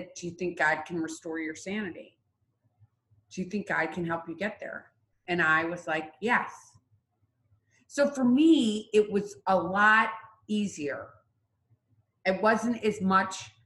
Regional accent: Midwest, United States; I'm from the Midwest.

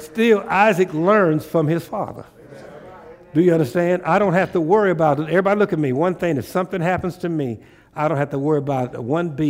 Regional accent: Tulsa, Oklahoma, United States; born there; I was born in Tulsa, Oklahoma. That's my birthplace, is Tulsa, Oklahoma.

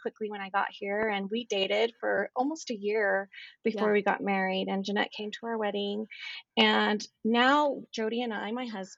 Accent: Texas, United States; moved away as an adult; now in Utah, United States; I grew up in Texas.

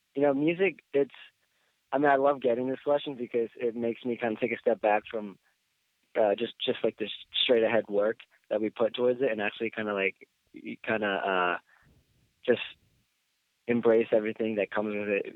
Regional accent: Philadelphia, Pennsylvania, United States; also born or lived in Boston; I eventually decided just to come back to my hometown

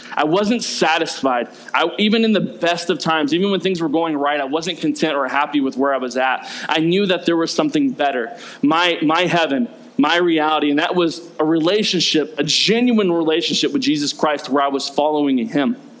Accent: the South, United States; I grew up in the South.

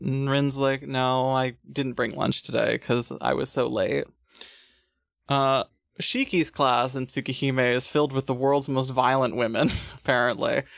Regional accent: United States; I'm American

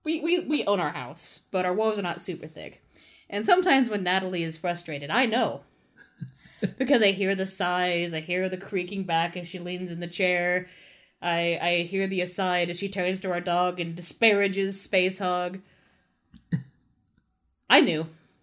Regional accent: United Kingdom; I'm British.

